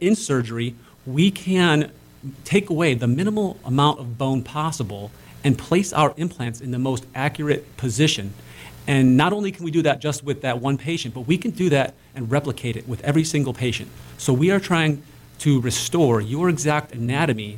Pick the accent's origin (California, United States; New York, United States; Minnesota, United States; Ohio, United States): Ohio, United States; Cleveland; growing up in Cleveland